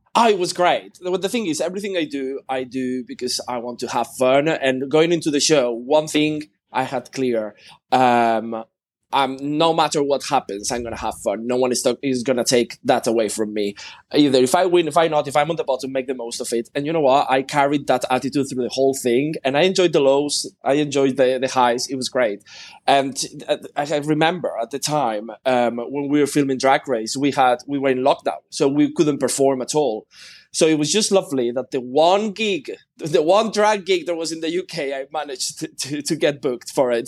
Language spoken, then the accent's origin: English; Spain; I am Spanish